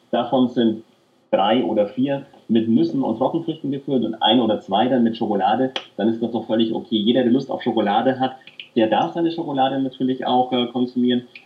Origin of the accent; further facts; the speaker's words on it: Nuremberg, Bavaria, Germany; ich bin in Nürnberg aufgewachsen und habe auch in den Jugendmannschaften vom ersten FC Nürnberg gespielt.